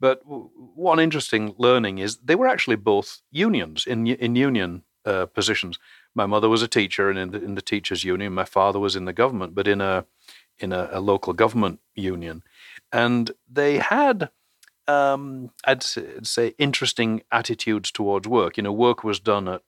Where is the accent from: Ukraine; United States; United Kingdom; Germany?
United Kingdom; England; moved away; as probably my accent suggests, I was born in England